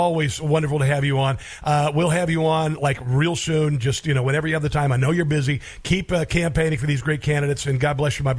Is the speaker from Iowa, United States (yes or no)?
yes; Iowa, United States; I'm a kid from Iowa. My idol was Johnny Carson growing up. That's why I use the name …. I grew up on a farm.